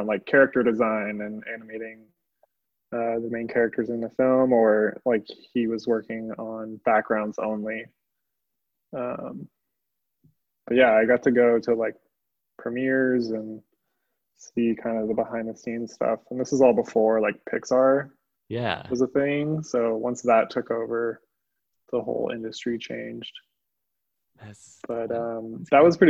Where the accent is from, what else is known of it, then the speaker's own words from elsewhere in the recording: Pasadena, California, United States; I grew up in Los Angeles, kind of moved around a little bit, mostly grew up around Pasadena.